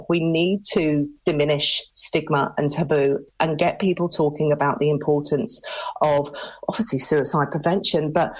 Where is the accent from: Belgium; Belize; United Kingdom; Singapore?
United Kingdom; now in Ireland; I was born and raised in the UK, but my family are Irish, hence my reason for being here in County Limerick.